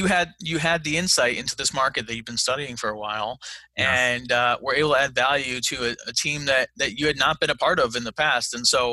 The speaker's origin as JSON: {"language": "English", "town": "Fayetteville", "country": "United States", "said": "I have no real estate experience whatsoever. but I like Matt because I'm from Fayetteville and he's investing there"}